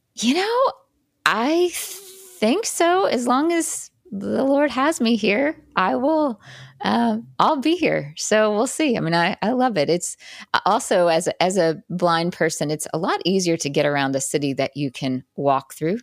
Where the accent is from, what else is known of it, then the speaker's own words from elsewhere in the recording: Jackson, Mississippi, United States; now in New York City, United States; I grew up in Jackson, Mississippi, so you know, relatively uh, smaller city.